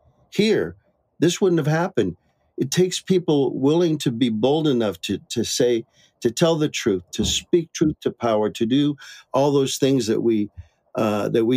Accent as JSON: {"language": "English", "region": "Michigan", "country": "United States", "tie": "born or raised there", "moved": "yes", "lives_now": "Maricopa, United States", "said": "I was born and raised in Michigan."}